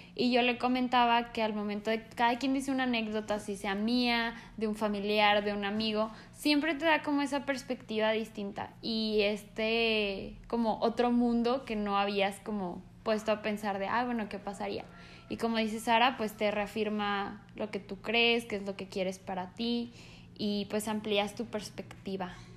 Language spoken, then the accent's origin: Spanish; Mexico; also born or lived in Colombia; nací en Colombia, pero prácticamente soy mexicana porque me vine aquí a vivir muy chica